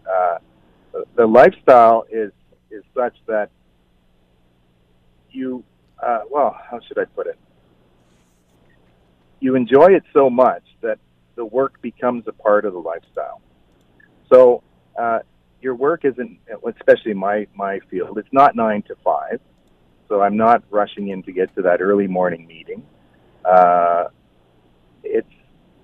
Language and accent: English; Balsam Lake, Ontario, Canada; also born or lived in Toronto; I grew up on Balsam Lake, and we always kept our cottage here